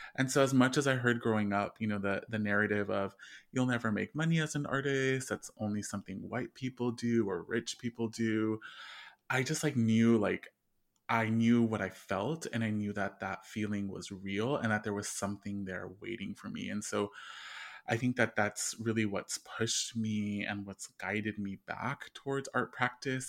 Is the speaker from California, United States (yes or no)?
yes; Bloomington, California, United States; also born or lived in East Los Angeles; I grew up in the Inland Empire in a small town called Bloomington, California, that's really rural